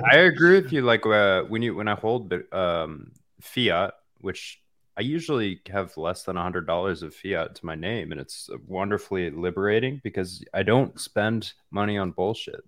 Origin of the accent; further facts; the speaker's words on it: Iowa, United States; I'm actually from Iowa, pretty, uh, pretty close to Kansas City